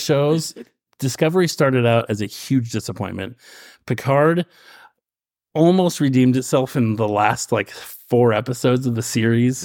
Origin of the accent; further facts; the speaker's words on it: Roseburg, Oregon, United States; When I grew up in Roseburg, um, the stake there, every summer I was a young man